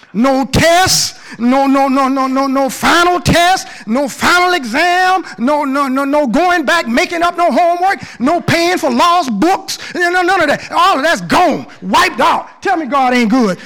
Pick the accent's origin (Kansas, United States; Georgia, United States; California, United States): Georgia, United States; Southern; moved away as an adult; I came from Southern Georgia, ain't been nowhere